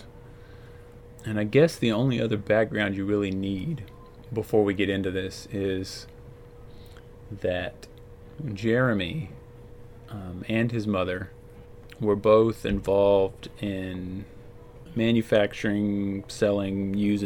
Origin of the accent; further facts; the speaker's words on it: Azle, Texas, United States; also born or lived in Fort Collins, Colorado; now in Seattle, United States; I take a trip back to Texas to visit my family, back to good old Azle, Texas